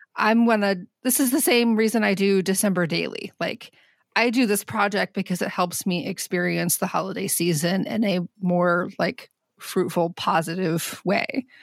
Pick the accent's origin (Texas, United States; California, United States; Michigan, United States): Michigan, United States; Southwest; moved away; growing up in Southwest Michigan